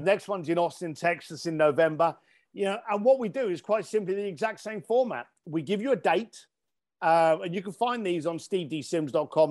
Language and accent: English; United Kingdom